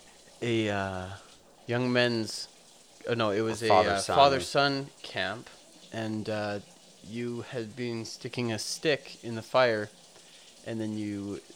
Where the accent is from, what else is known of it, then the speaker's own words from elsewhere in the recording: Calgary, Alberta, Canada; I am from Calgary.